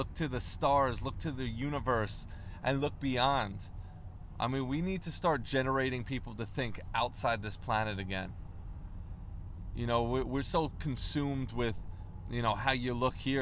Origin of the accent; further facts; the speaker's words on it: Long Island, New York, United States; I grew up on Long Island